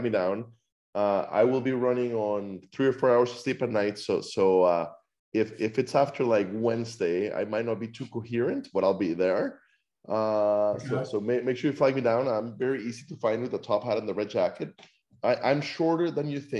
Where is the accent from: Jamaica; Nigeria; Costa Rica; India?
Costa Rica; also born or lived in Iowa, United States; now in Atlanta, United States; I live in Atlanta, Georgia. I'm from Costa Rica originally, but I'm Iowan at heart. I went to school in Iowa, and I was in Iowa for 10 years